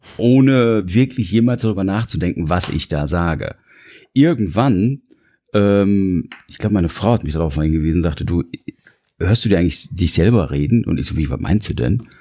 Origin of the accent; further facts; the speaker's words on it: Germany; ich bin Deutscher